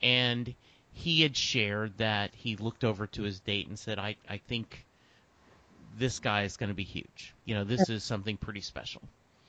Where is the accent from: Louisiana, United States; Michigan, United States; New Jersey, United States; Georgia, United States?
Louisiana, United States; Lake Charles; Like, I grew up in Lake Charles, Louisiana. That's only 3 hours away from Houston.